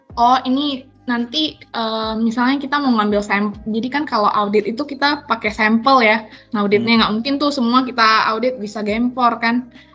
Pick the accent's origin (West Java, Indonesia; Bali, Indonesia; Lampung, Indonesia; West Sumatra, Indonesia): West Sumatra, Indonesia; Padang; gue orang Padang.